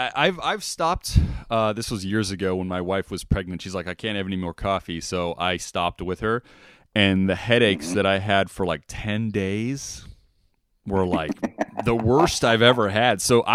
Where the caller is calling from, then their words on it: Las Vegas, Nevada, United States; Yeah, I'm calling from Vegas, my friend.